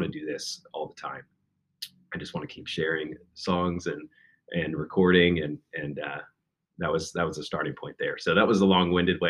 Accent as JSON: {"language": "English", "town": "Chillicothe", "region": "Ohio", "country": "United States", "tie": "born or raised there", "also_born_or_lived": "Lexington, Kentucky", "moved": "yes", "said": "from Chillicothe. That's my hometown"}